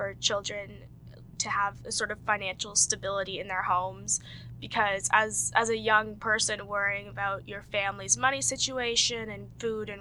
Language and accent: English; Alliston, Ontario, Canada; I was born in Alliston, Ontario, so pretty much Toronto.